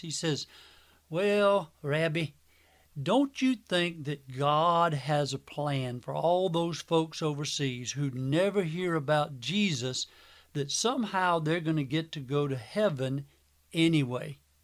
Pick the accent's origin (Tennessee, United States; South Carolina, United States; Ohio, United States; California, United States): South Carolina, United States; Manning; my hometown of Manning, South Carolina